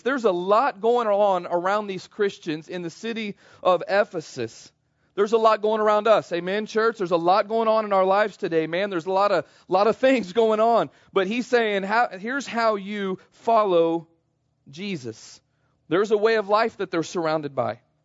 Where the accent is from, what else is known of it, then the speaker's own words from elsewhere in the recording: Kansas City, United States; I grew up in Kansas City, spent most of my life there